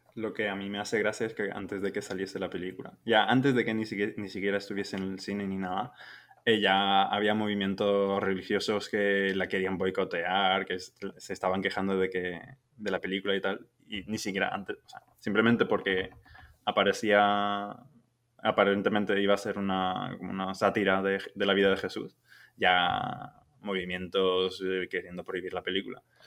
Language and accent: Spanish; Germany; el alemán de turno